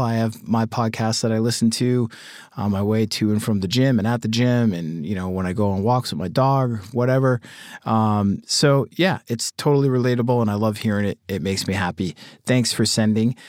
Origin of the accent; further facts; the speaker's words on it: Boston, Massachusetts, United States; growing up in Boston around that band